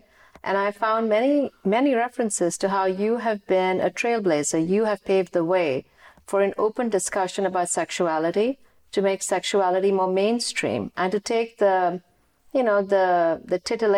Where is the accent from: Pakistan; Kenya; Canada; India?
India; now in United States; I'm an Indian who lives in America.